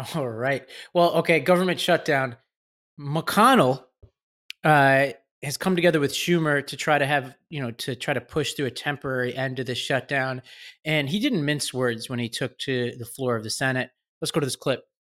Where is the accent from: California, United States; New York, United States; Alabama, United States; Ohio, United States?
New York, United States; New York City; I grew up in Staten Island, right over the border from New Jersey